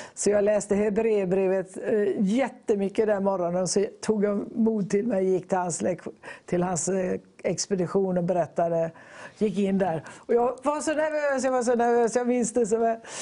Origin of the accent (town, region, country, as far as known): Gothenburg, Västra Götaland, Sweden; born or raised there; also born or lived in Borås / Tanzania